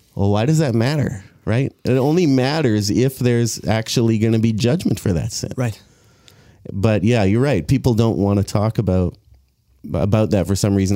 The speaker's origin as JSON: {"language": "English", "town": "Abbotsford", "region": "British Columbia", "country": "Canada", "tie": "born or raised there", "said": "I grew up here in Abbotsford, South Abbotsford Church"}